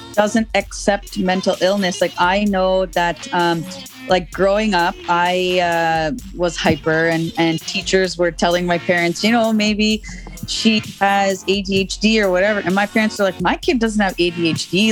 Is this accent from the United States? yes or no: no; Canada; I'm born in Canada, but I'm I'm raised Guyanese